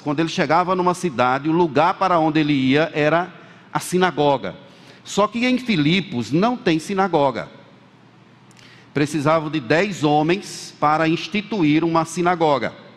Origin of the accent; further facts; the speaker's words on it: Bahia, Brazil; como eu sou da Bahia, como alguém dissesse assim, me chamasse de baiano por conta da minha origem